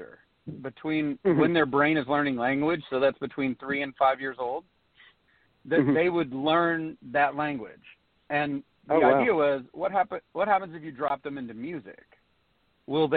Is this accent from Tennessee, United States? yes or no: yes; East Tennessee, United States; I was born and raised in East Tennessee, way up in the mountains